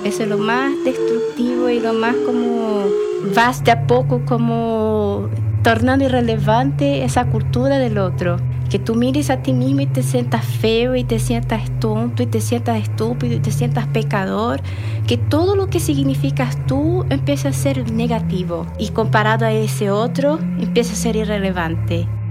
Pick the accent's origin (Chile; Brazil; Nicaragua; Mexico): Brazil; moved away; mi infancia en Brasil